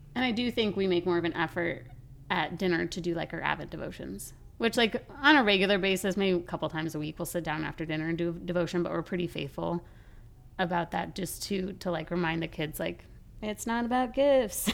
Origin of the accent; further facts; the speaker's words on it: Colorado, United States; now in Florida, United States; I grew up in Colorado.